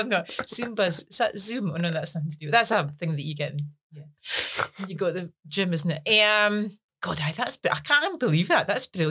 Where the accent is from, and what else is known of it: Scotland, United Kingdom